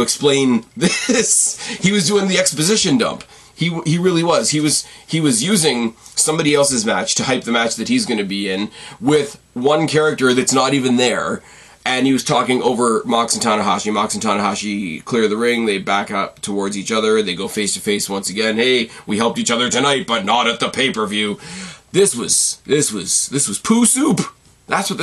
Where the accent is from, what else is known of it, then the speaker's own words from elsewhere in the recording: Canada; as a Canadian